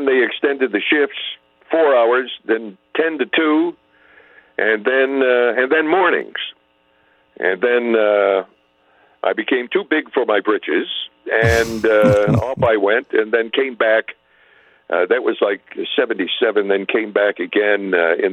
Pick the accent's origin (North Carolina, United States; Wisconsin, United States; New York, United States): New York, United States; Syracuse; moved away; We grew up in the same part of the country. I grew up in Syracuse